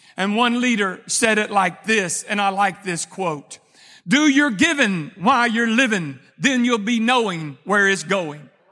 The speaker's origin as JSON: {"language": "English", "region": "Texas", "country": "United States", "said": "I'm a Texan"}